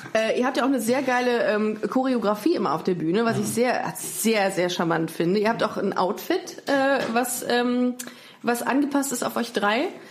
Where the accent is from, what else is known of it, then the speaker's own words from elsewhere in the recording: Düsseldorf, North Rhine-Westphalia, Germany; dass ich in Düsseldorf geboren bin